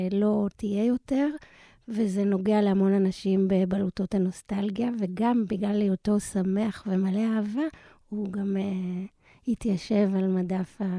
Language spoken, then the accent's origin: Hebrew; Israel; moved away as an adult; כי אני גדלתי בקיבוץ ונולדתי בקיבוץ, והמון המון המון שנים הייתי בקיבוץ, עד שעזבתי אותו לפני 20 שנה